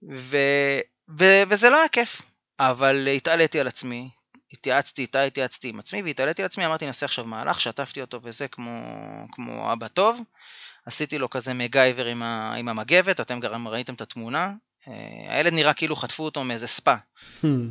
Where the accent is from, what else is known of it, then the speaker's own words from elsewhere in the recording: Tel Aviv, Tel Aviv District, Israel; moved away; בעיר מולדתי, תל אביב.